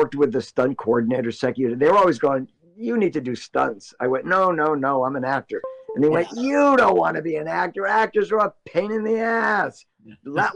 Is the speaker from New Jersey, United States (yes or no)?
yes; Passaic, New Jersey, United States; moved away as an adult; now in California, United States; I was born and raised in Passaic, went on all through school and high school